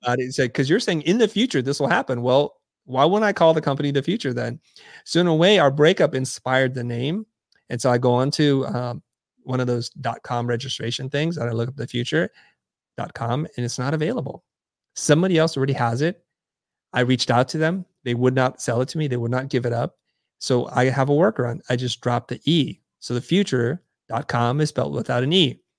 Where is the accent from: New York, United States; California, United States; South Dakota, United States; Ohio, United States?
California, United States; San Jose; moved away as an adult; also born or lived in Saigon, Vietnam / Kansas City, Missouri; now in Los Angeles, United States; I pretty much grew up in San Jose up until I went off to college